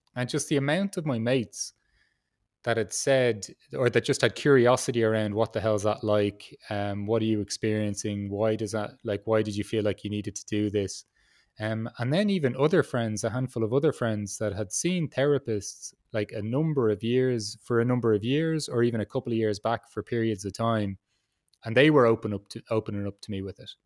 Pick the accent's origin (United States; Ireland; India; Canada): Ireland; I'm from Ireland